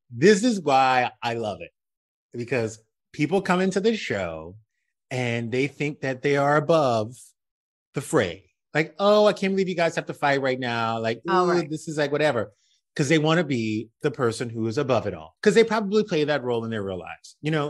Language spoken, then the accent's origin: English; Louisiana, United States; I grew up in South Louisiana. I know races when I do races.